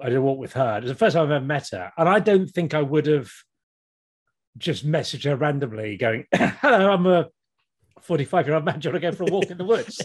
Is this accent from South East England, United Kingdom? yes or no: yes; Kent, South East England, United Kingdom; now in Norwich, United Kingdom; I grew up in Kent in the 80s